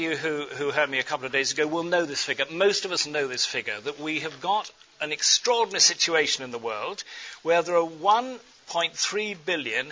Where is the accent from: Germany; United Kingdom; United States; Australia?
United Kingdom; England; accent: English; My English accent